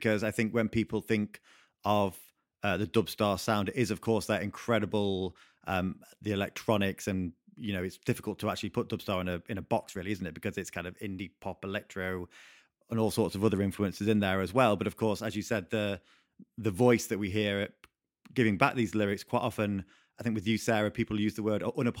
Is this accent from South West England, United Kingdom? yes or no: no; Yorkshire and the Humber, United Kingdom; I'm from South Yorkshire